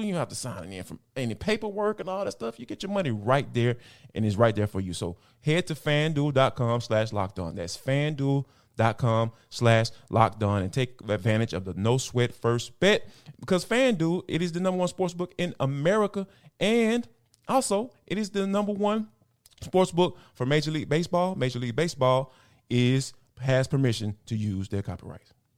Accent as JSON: {"language": "English", "town": "Atlanta", "region": "Georgia", "country": "United States", "tie": "born or raised there", "said": "this is my hometown team"}